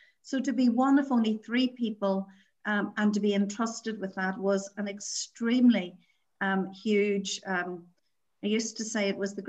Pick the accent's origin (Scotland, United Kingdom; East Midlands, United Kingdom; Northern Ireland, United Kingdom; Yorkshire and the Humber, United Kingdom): Northern Ireland, United Kingdom; born or raised there